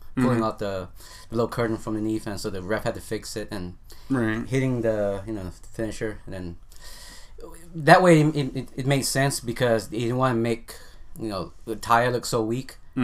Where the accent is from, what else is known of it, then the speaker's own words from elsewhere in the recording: Staten Island, New York, United States; You know, I'm actually from Staten.